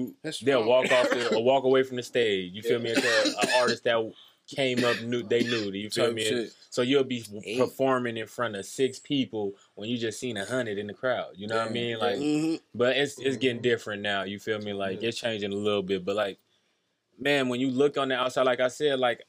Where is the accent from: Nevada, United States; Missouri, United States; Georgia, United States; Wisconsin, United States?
Nevada, United States; Las Vegas; also born or lived in San Bernardino, California; I'm from California. I was born in California, but I'm from Vegas. If you ask me, I'm from Vegas.